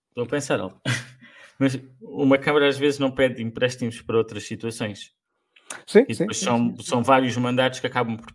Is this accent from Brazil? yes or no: no; Algarve, Portugal; enquanto algarvios, conhecemos alguns.